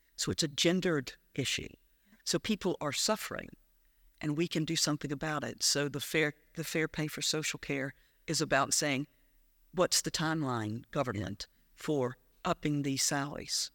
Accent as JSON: {"language": "English", "region": "South Carolina", "country": "United States", "tie": "born or raised there", "also_born_or_lived": "Prestwick, Ayrshire / Falkirk / Dunblane", "moved": "as an adult", "lives_now": "Scotland", "said": "I grew up in South Carolina"}